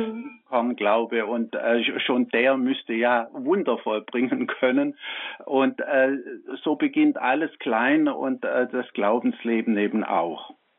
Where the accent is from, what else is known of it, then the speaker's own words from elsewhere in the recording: Swabia, Germany; Ich bin aus dem Schwabenland